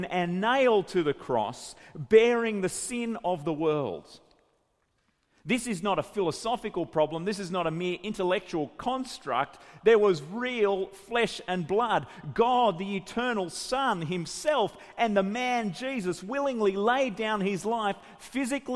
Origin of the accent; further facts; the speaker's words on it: Grafton, New South Wales, Australia; my hometown, Grafton